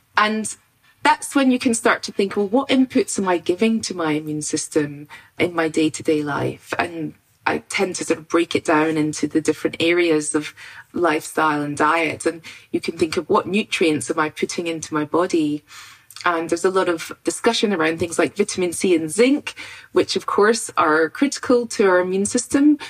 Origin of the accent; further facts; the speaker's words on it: Scotland, United Kingdom; I grew up in Scotland on a farm in the countryside